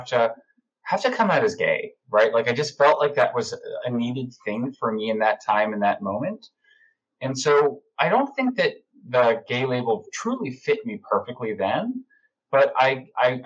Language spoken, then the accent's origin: English; Long Island, New York, United States; now in New York City, United States; I grew up on Long Island and I currently live in New York City where I've lived for over 15 and a half years